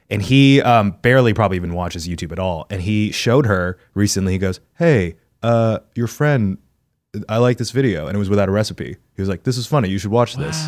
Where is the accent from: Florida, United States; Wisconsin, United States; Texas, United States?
Texas, United States; moved away; as a Texan child